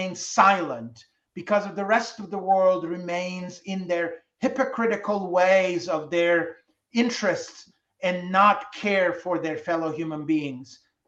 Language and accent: English; France; Oh, I still listen to very much music that I grew up with in France.